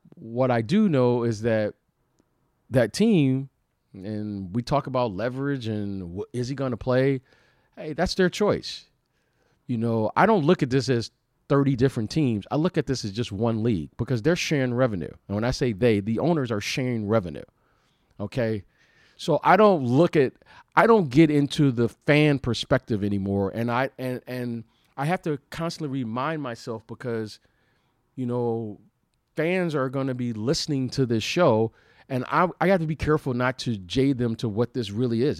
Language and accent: English; Detroit, Michigan, United States; moved away; also born or lived in Chicago; I'm I'm a Detroit native, so I root for the Detroit teams. I grew up there